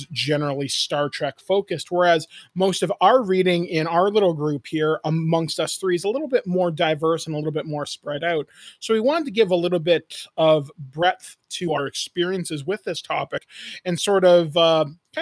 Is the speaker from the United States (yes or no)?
no; Owen Sound, Ontario, Canada; I grew up in Northern Ontario. I grew up in a town near a place called Owen Sound